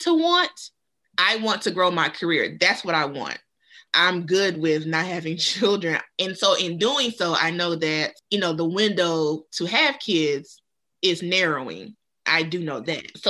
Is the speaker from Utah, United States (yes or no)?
no; North Carolina, United States; I'm from the South. Mm-hmm. I'm from North Carolina